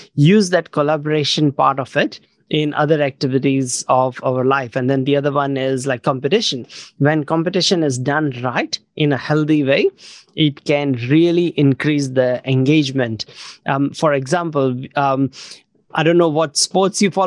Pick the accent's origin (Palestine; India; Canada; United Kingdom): India; now in New Zealand; I grew up in India, but then last over 20 years, I've been mostly living in New Zealand